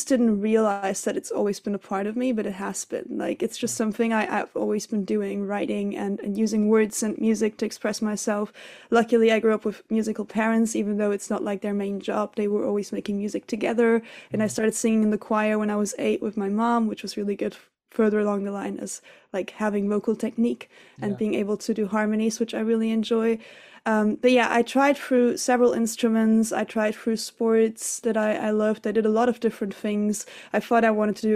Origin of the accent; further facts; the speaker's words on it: Tenerife, Canary Islands, Spain; my family's German, but I grew up in Spain, in Tenerife